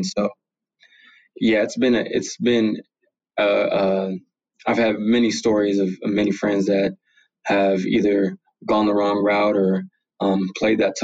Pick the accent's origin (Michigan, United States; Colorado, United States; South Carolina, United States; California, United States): California, United States; San Bernardino; I was born and raised San Bernardino, California